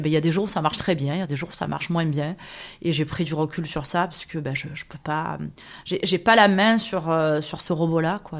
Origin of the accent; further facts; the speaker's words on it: Marseille, Provence-Alpes-Côte d'Azur, France; je suis une Marseillaise euh, à la base des quartiers nord, puisque je suis née à la Viste en 1977, ce qui ne me rajeunit pas. Euh, j'ai toujours vécu à Marseille, je ne suis jamais partie